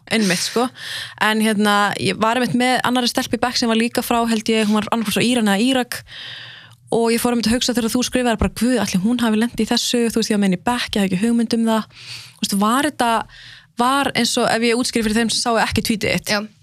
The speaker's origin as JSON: {"language": "Icelandic", "country": "Lebanon", "said": "frá Líbanon sjálf"}